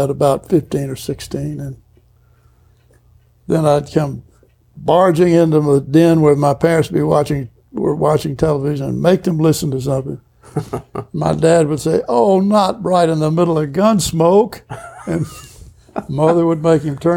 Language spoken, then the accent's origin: English; Gulf Coast hamlet south of Beaumont, Texas, United States; I grew up in a little hamlet, Walden